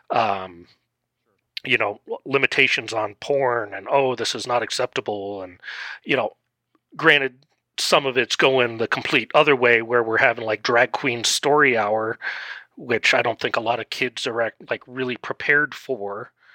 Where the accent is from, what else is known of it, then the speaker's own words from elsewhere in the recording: Netherlands; now in Colorado, United States; I grew up in the Netherlands